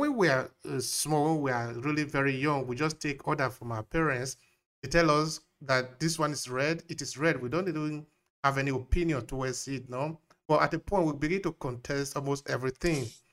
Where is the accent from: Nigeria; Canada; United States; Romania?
Nigeria; now in Italy; I grew up in Nigeria, but now I'm in Italy.